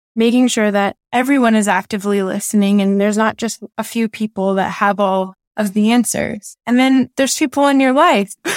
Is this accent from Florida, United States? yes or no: no; Southern California, United States; I grew up in Southern California